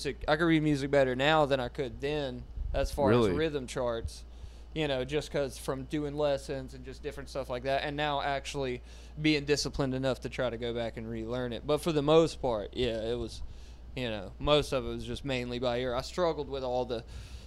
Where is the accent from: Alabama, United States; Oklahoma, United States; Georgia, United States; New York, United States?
Georgia, United States; Butts County; I was raised in Butts County, Georgia